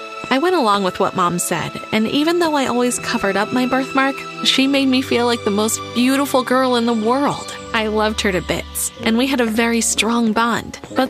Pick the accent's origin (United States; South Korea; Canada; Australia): Australia; I'm from Australia.